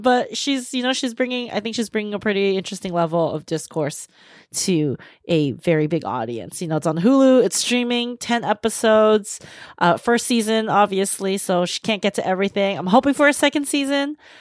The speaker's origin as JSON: {"language": "English", "area": "San Gabriel Valley", "region": "California", "country": "United States", "tie": "born or raised there", "moved": "as an adult", "said": "I moved away from the San Gabriel Valley for college"}